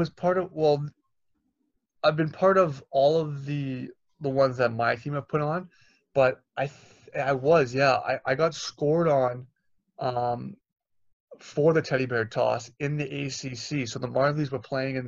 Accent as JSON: {"language": "English", "town": "Toronto", "region": "Ontario", "country": "Canada", "said": "I'm from Toronto, so my whole family was there too."}